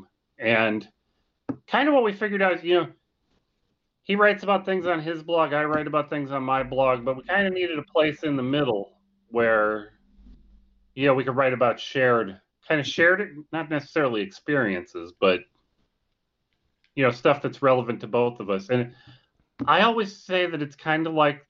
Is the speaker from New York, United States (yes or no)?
no; Scranton, Pennsylvania, United States; moved away; I'm from Scranton, Pennsylvania